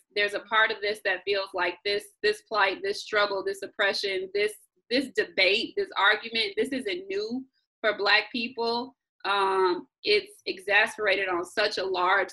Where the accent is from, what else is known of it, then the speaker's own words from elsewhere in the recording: Chicago, Illinois, United States; moved away as an adult; I'm from the West Side.